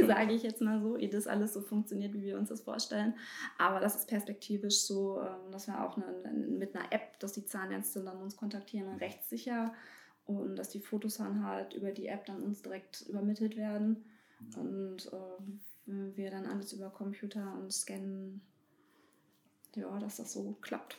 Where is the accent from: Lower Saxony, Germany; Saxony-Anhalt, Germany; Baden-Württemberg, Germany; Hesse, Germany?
Saxony-Anhalt, Germany; Bernburg; moved away; also born or lived in North Rhine-Westphalia; Ich bin hier geboren und bin aus NRW jetzt wieder nach Bernburg gezogen.